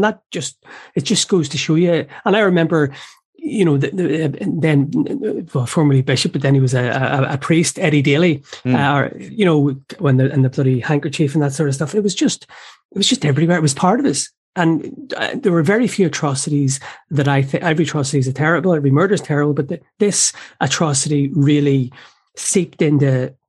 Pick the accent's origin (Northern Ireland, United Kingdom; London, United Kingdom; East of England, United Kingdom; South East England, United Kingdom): Northern Ireland, United Kingdom; Belfast; So I grew up in a Republican or Nationalist part of North Belfast. My parents are from Ardoyne. We moved around a wee bit, but that's our story basically. So we were working class Nationalists